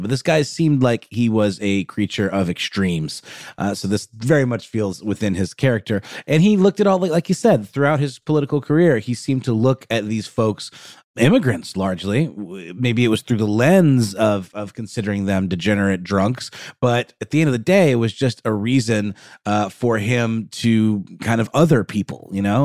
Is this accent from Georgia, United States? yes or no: yes; Augusta, Georgia, United States; in my hometown of Augusta that I mentioned at the top of the show. Not Augusta, Maine, Augusta, Georgia